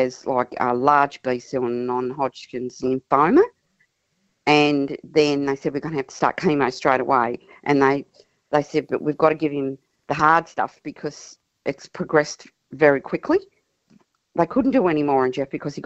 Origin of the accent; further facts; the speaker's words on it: Tasmania, Australia; moved away as an adult; now in Mount Gambier, Australia; We were born and bred in Tasmania, and we moved over here to be closer to our daughter who lives in Mount Gambier